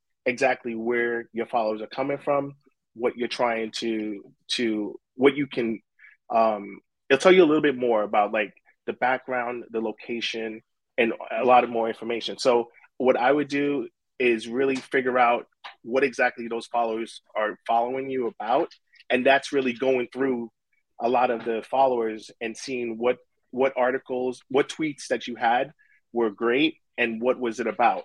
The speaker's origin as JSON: {"language": "English", "town": "New York City", "region": "New York", "country": "United States", "tie": "born or raised there", "said": "I grew up in Brooklyn"}